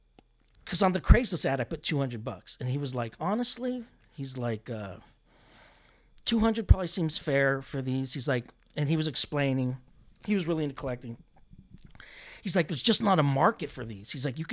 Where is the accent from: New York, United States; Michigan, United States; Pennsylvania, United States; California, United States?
California, United States; Diamond Bar; Well, I grew up inland in Diamond Bar.